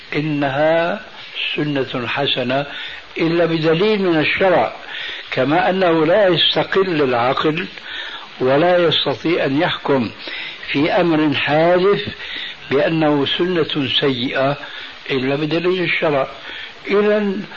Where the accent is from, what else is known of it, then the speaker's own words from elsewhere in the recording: Syria; عندنا في سوريا